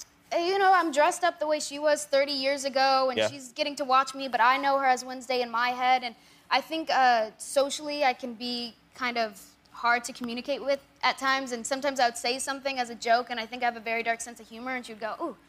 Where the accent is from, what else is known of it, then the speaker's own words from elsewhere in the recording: Coachella Valley, California, United States; I'm from the Coachella Valley.